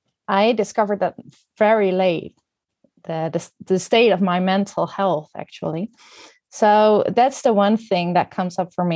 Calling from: Netherlands; I'm joining you from the Netherlands.

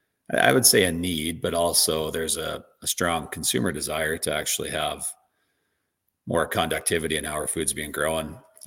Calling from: Virden, Manitoba, Canada; Yeah, I currently reside in western Manitoba, a small town called Verdon.

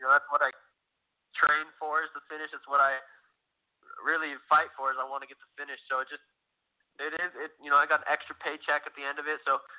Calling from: Phoenix, Arizona, United States; I'm in Phoenix, Arizona. I'm actually at the lab right now.

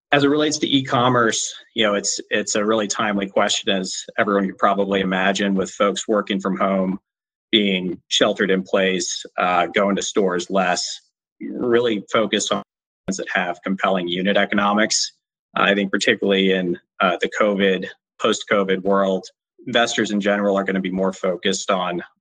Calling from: San Francisco, California, United States; I am in San Francisco. So, one of the first places to shelter in place in the US

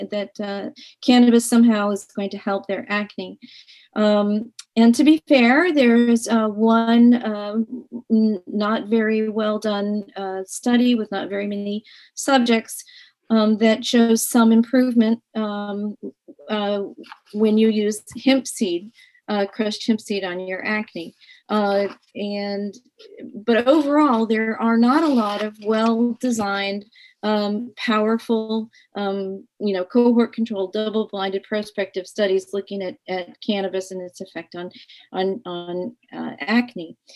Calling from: Stockton, New Jersey, United States; I am calling from Stockton, New Jersey.

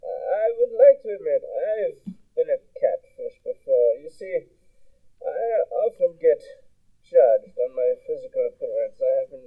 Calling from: New York City, New York, United States; Yes, I'm from New York City.

